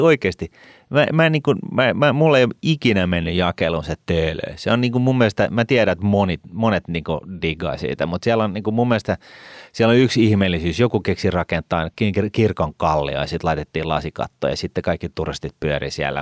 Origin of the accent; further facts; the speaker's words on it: Helsinki, Uusimaa, Finland; Mä oon syntynyt Ullanlinnassa et, tota, ja mä oon asunut Ullanlinnassa ja mä en halua olla siellä enää